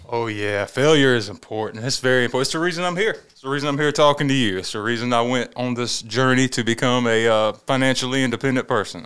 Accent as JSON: {"language": "English", "town": "Saluda", "region": "South Carolina", "country": "United States", "tie": "born or raised there", "said": "I'm from Saluda. I grew up down there, uh, around ramp three and ramp four. That's actually Saluda County."}